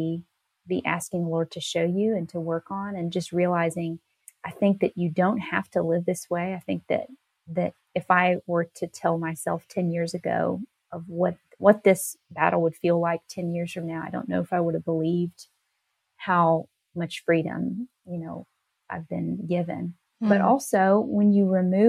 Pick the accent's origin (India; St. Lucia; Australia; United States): United States; Nashville, Tennessee; moved away as an adult; I grew up more in the Nashville area, but I moved to this little town when I was a young adult